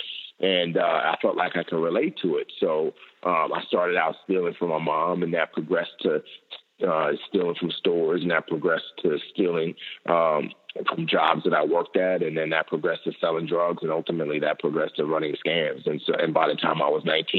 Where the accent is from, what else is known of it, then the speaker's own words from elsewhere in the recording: New York City, New York, United States; also born or lived in Nigeria / Lagos; she permanently relocated my brother and I to the United States, and I grew up in the Bronx